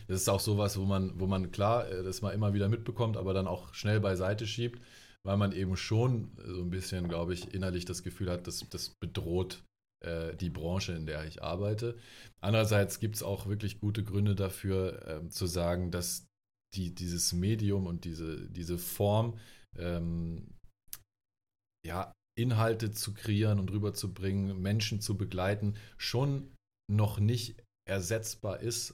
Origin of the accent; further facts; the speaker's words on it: Germany; moved away as an adult; now in Ludwigsburg, Germany; ich komme ursprünglich vom Bodensee, dort bin ich äh, aufgewachsen